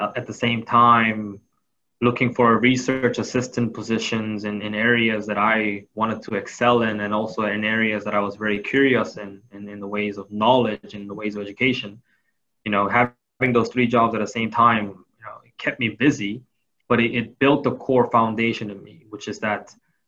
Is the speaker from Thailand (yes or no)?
yes; Thailand; I grew up in Thailand. So, you know, as much as I would like to say that I know of Korea and know of my home city, Seoul, I never got to experience it as an adult.